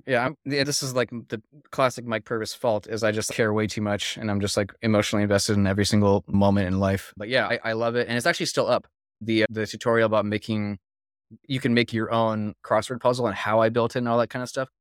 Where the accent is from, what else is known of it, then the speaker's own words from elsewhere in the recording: Philippines; I was actually born and raised in the Philippines, too